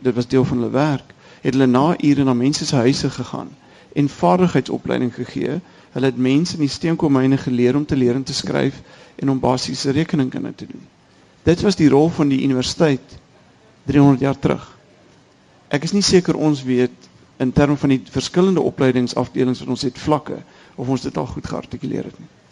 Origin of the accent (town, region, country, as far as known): South Africa